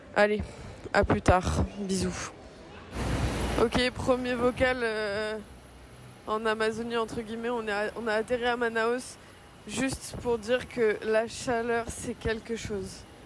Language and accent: French; Brittany, France; je suis née en Bretagne